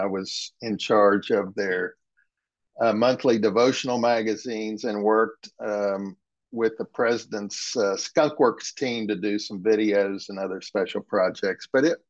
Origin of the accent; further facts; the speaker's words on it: West Virginia, United States; I am a Methodist preacher's kid, and growing up in West Virginia, where my father and grandfather were pastors